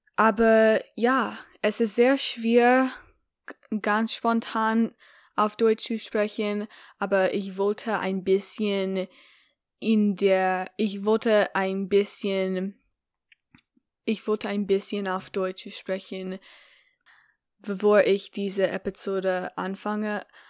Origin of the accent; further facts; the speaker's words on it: United States; first language English; as a native English speaker and as an American